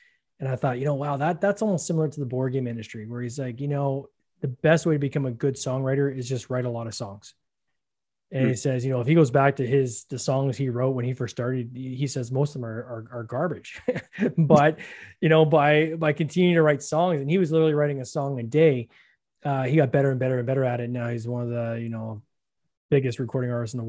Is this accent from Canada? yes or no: yes; Canada; I'm Canadian